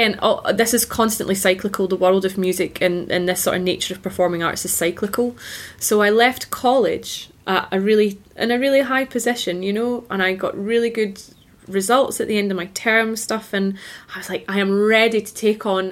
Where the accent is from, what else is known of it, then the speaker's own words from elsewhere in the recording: Scotland, United Kingdom; I studied in Scotland as a Scottish singer.